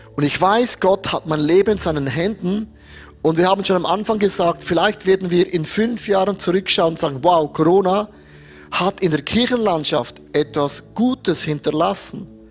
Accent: Switzerland; bei uns in der Schweiz

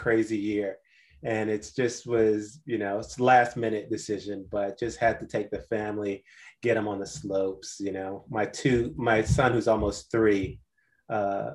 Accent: Washington, District of Columbia, United States; I grew up in Washington, D.C.

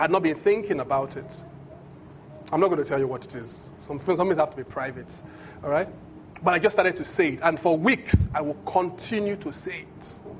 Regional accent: Benin; English is a second language; In my language, I'm from Benin. Benin language, when they say he shouted, the phrase, when you translate it, it literally means you take a shout.

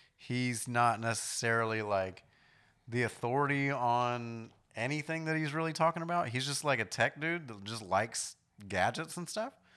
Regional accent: New York, United States; moved away; I grew up in New York to an extent

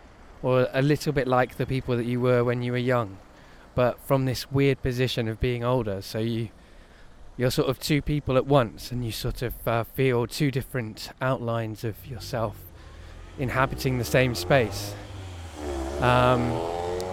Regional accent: Cardiff, Wales, United Kingdom; moved away; also born or lived in Coventry; Canton, where I grew up

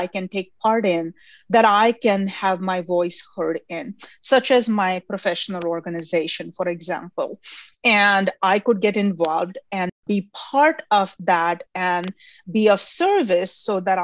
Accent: India; now in United States; I grew up in India

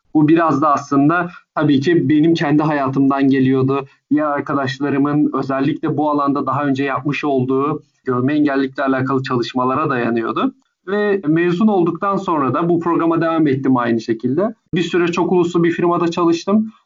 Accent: Istanbul, Turkey; also born or lived in Ankara / United States; Ankara'da doğdum ve sonrasında İstanbul'da Körler Okulu'nda ilkokulla başladım

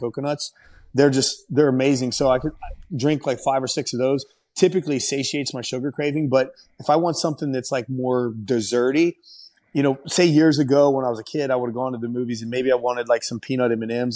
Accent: Ohio, United States; Columbus when, when I fought and won in my home state

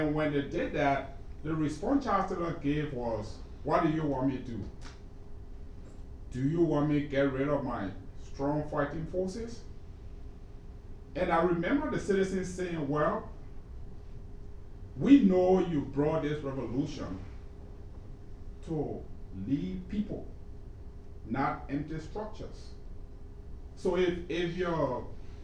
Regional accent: Liberia; I'm from Liberia, and in Liberia we say the fish rots from the head

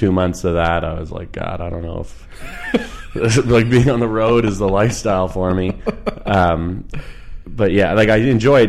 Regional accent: Ottawa, Ontario, Canada; now in British Columbia, Canada; No, I was born in Ottawa. Really? Yeah, I grew up in Ottawa.

